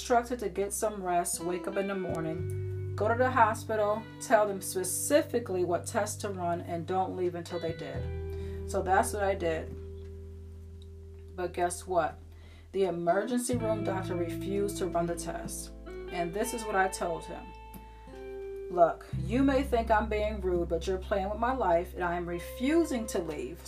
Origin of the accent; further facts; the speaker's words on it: Syracuse, New York, United States; moved away as an adult; now in Florida, United States; I was born and raised in Syracuse, New York